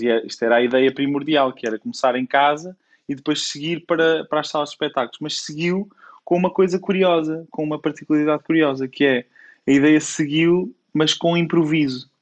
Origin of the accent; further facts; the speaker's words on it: Coimbra, Centro, Portugal; moved away as an adult; also born or lived in Lisbon; eu sou de Coimbra e até aos meus 18 anos sempre vivi com esta vida bairrista